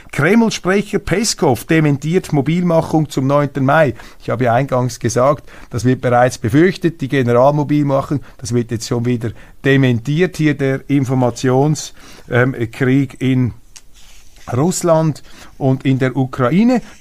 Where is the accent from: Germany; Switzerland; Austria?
Switzerland; Das ist keine Stellungnahme als Schweizer. Ich bin neutral, ich habe keine Aktien bei der AfD.